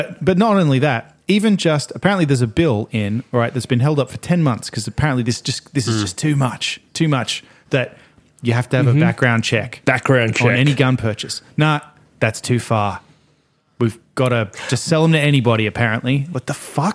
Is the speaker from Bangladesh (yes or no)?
no; Australia; moved away; I'm from Australia